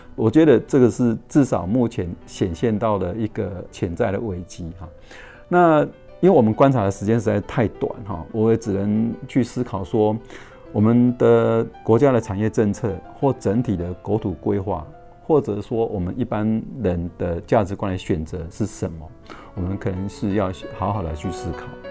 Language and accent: Chinese; Wu River estuary, Changhua County, Taiwan; 我是出生在彰化最西北角的乌溪出海口